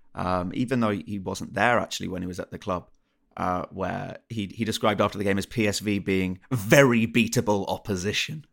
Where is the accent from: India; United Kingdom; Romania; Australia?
United Kingdom; England; I'm from England